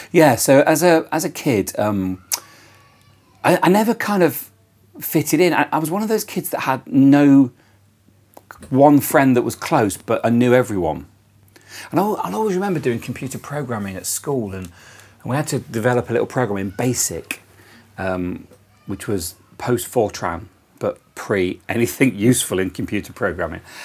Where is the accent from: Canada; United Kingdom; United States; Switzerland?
United Kingdom; Coventry, West Midlands; born or raised there; also born or lived in Toowoomba, Australia